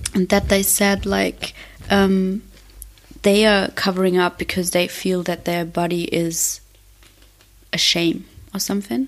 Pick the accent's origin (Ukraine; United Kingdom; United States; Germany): Germany; I am also in Berlin because I'm from Germany